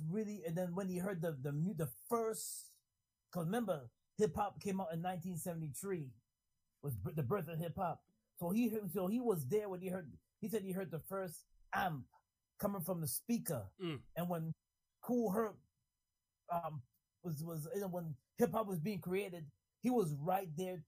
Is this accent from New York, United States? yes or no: yes; New York City, New York, United States; You know, growing up in New York City